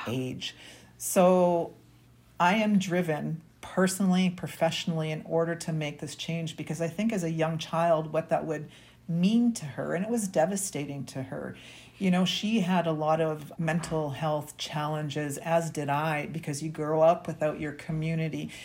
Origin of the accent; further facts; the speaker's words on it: Winnipeg, Manitoba, Canada; I was born and raised here in Winnipeg, Manitoba.